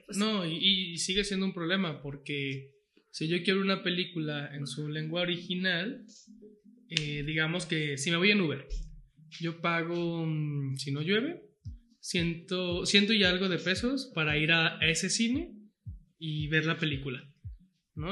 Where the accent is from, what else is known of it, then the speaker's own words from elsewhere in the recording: San Pedro Tlaquepaque, Jalisco, Mexico; yo que soy de Tlaquepaque